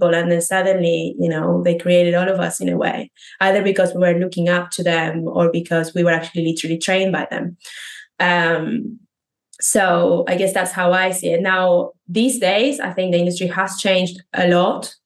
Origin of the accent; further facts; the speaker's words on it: Argentina; English is a second language; moved away as an adult; now in United Kingdom; I am not a native English speaker. I'm originally from Argentina. I've been living in the UK for 8 years now.